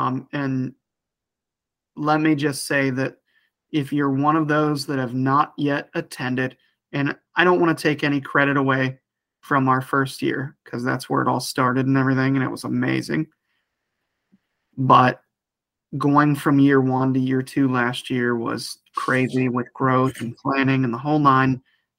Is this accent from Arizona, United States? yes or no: no; Ohio, United States; accent: Ohio; You can make fun of my Ohio accent all you want.